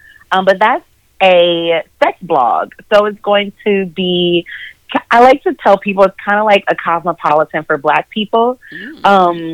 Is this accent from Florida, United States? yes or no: no; Minnesota, United States; now in Charlotte, United States; I am originally from Minnesota